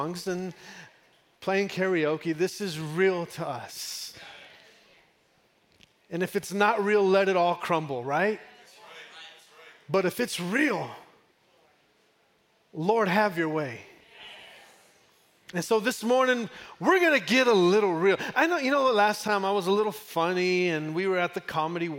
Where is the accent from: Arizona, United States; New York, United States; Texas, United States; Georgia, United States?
Texas, United States; I'm from Texas